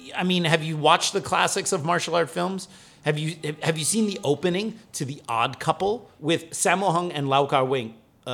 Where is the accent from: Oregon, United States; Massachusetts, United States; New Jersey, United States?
New Jersey, United States; which as a kid growing up in New Jersey was like, well, we only had taekwondo and karate schools